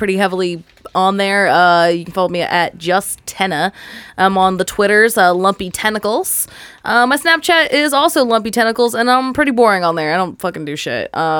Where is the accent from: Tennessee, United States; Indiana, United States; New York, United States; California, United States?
Indiana, United States; New Castle; it's at my hometown, Town Tavern